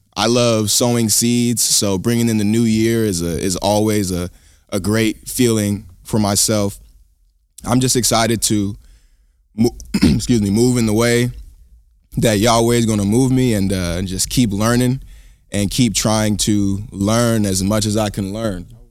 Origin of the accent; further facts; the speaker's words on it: Sacramento, California, United States; growing up in Sacramento, um, you know, most of the education system is teaching you that all you really come from is slavery.